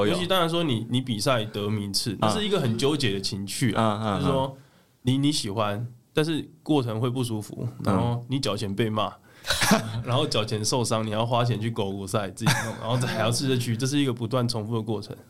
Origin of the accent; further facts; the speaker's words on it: southern Taiwan, Taiwan; 我们算是南部的，我是台湾人嘛